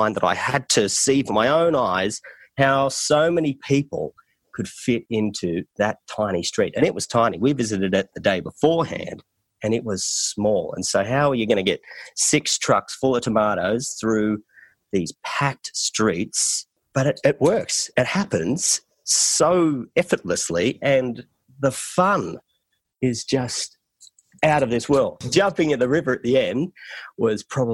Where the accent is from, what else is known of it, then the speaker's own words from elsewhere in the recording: Australia; accent: Australian; my Australian accent